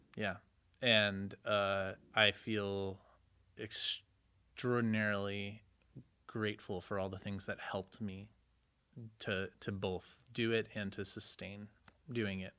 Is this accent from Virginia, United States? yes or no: no; Connecticut, United States; moved away as an adult; also born or lived in Chicago / Berlin / New York; I grew up in Connecticut